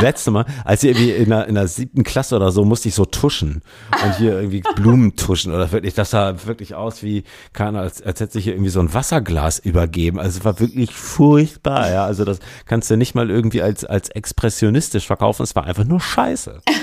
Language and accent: German; Bremen, Germany; now in Hamburg, Germany; ich bin in Bremen geboren und bin in Hamburg bislang geblieben